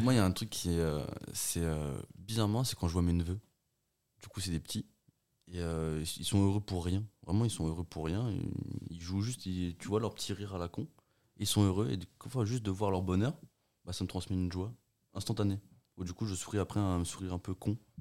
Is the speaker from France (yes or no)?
no; Portugal; moved away; moi, je suis né au Portugal. On vivait dans une grande maison où il y avait tout.